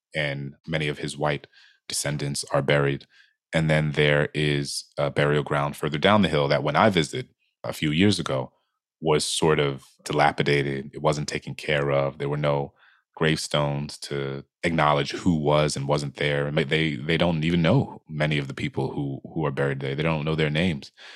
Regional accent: New Orleans, Louisiana, United States; my hometown, New Orleans

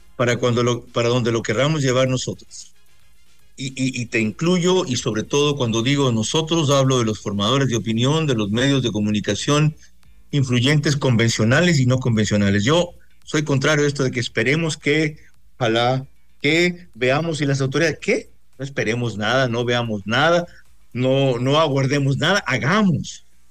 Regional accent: Bahía de Caráquez, Manabí, Ecuador; mi tierra, en Bahía de Caracas, y en el cantón Sucre

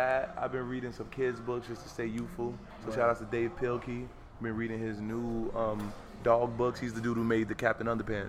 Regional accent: New York City, New York, United States; I'm from Harlem

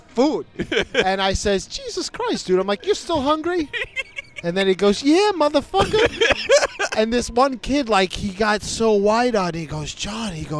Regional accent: New York, United States; I'm from New York

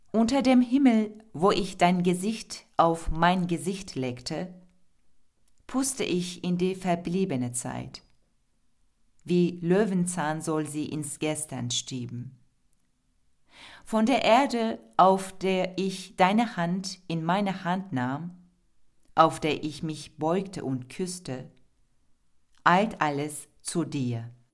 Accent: Turkey; German is a second language; moved away as an adult; now in Berlin, Germany; Ich komme aus der Türkei

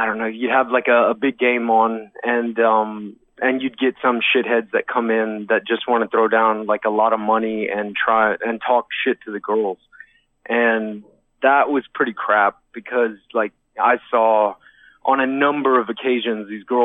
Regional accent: Texas, United States; moved away as an adult; now in Ireland; I'm from Texas, but I'm living over here right now

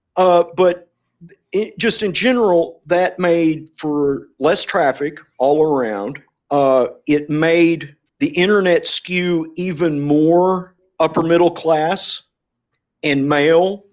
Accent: England, United Kingdom; I'm English

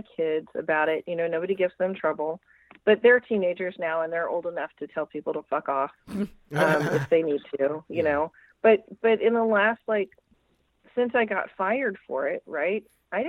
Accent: Jefferson City, Missouri, United States; my hometown in Jefferson City, Missouri

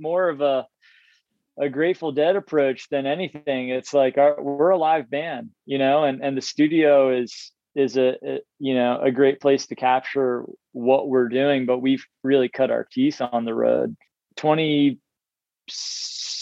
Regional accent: Baltimore, Maryland, United States; I was seven and I grew up in Baltimore

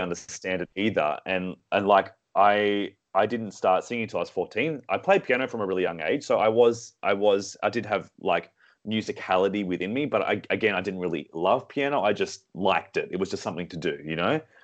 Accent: Sydney, New South Wales, Australia; moved away; also born or lived in Singapore; Sydney, born and raised

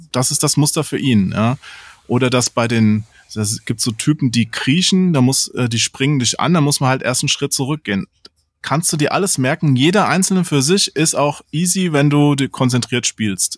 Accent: Germany; Als Deutscher neigt man ja immer zu harten Betonungen

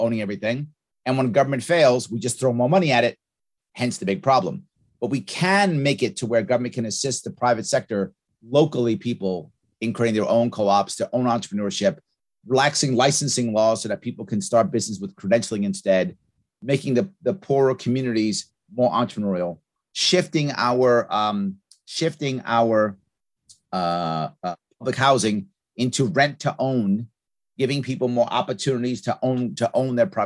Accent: New York City, New York, United States; Born and raised in New York City. I now live in Queens

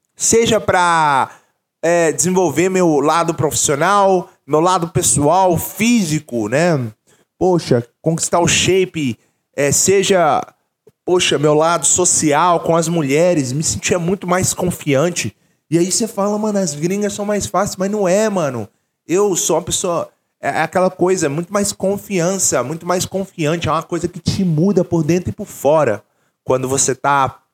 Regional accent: Brazil; moved away as an adult; also born or lived in England; eu nasci no Brasil

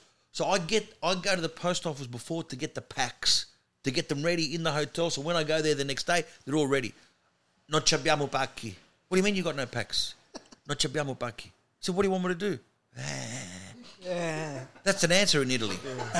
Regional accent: Sydney, New South Wales, Australia; accent: Australian; now in Melbourne, Australia; I grew up in Sydney, but I live in Melbourne now.

